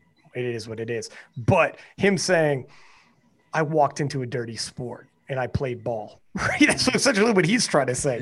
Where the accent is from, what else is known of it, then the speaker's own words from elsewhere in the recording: Canada; I'm from Canada